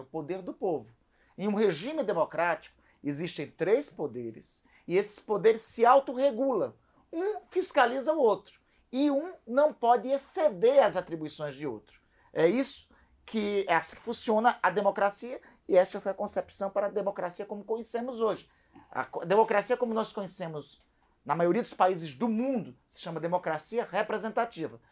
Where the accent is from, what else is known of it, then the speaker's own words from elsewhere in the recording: Amapá, Brazil; also born or lived in Brasília; nós estamos aqui em São Paulo, eu sou do Amapá